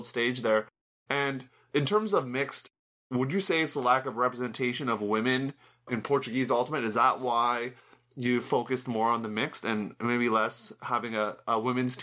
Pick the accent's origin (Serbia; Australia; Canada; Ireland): Canada; in my home country, Canada